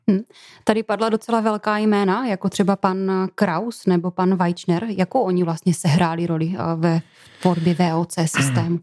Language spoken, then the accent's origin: Czech; Popice, South Moravian Region, Czechia; rodák z Popic